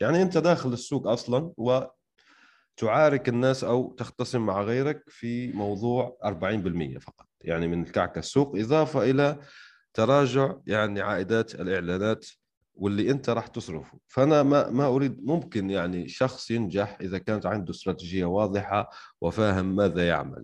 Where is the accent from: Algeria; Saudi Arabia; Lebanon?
Algeria; أنا شخصياً يعني من الجزائر